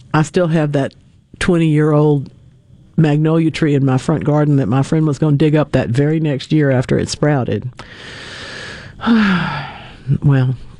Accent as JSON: {"language": "English", "region": "North Louisiana", "country": "United States", "tie": "born or raised there", "said": "I'm from North Louisiana. All right. I'm I'm I'm a proud member of the odd group of people that grew up along Interstate 20"}